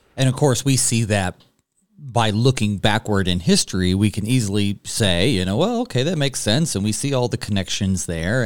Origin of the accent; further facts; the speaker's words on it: North Carolina, United States; growing up in North Carolina, Uh, I live just down the road from the Cherokee Indian Reservation